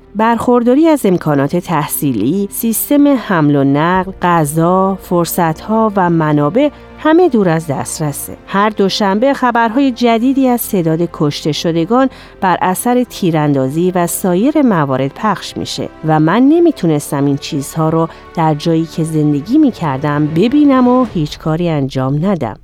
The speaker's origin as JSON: {"language": "Persian", "town": "Chicago", "region": "Illinois", "country": "United States", "tie": "born or raised there", "said": "من در شیکاگو بزرگ شدم"}